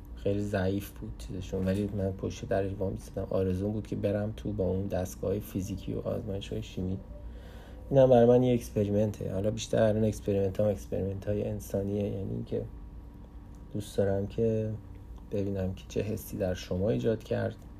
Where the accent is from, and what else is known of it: Iran; moved away as an adult; now in Canada